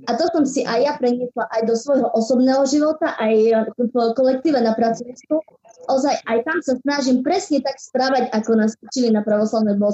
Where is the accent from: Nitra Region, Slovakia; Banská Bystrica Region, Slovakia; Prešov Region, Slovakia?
Prešov Region, Slovakia; Brezovička; Ja pochádzam z obce Brezovička uh-huh. ležiaci v okrese Sabinov.